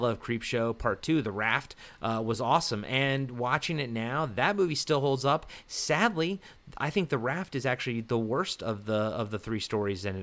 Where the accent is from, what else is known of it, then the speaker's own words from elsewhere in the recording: East Coast, United States; growing up on the East Coast and growing up in, like, older subdivisions